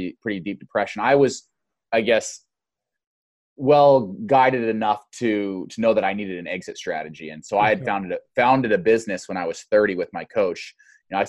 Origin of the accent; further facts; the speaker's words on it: Boise, Idaho, United States; now in Eugene, United States; I grew up in Boise, Idaho